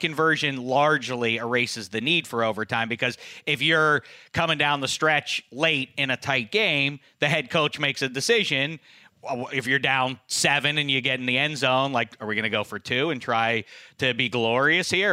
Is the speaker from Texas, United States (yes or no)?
no; Pittsburgh, Pennsylvania, United States; now in Los Angeles, United States; when I was growing up in Pittsburgh